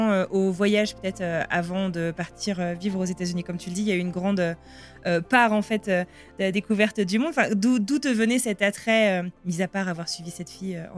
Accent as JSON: {"language": "French", "country": "France", "accent": "French", "said": "Est-ce que en tant que Français, et d'autant plus quand on travaille euh, euh, dans des choses euh, bah, où on met en valeur la France, des fois on cultive un peu notre accent français."}